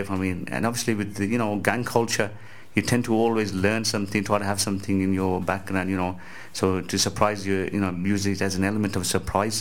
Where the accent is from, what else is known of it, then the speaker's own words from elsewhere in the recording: Walsall, West Midlands, United Kingdom; I'm from Walsall near Birmingham